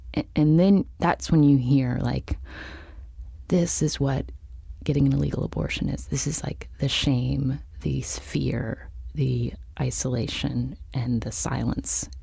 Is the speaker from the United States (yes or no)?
yes; Charleston, West Virginia, United States; moved away as an adult; also born or lived in Palo Alto; I grew up in Charleston, which is the capital city of West Virginia